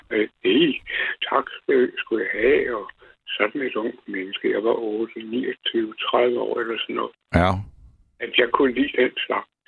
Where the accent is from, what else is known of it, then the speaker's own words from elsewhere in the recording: Gladsaxe, Capital Region of Denmark, Denmark; da jeg gik i skole ude i Gladsaxe for mange år siden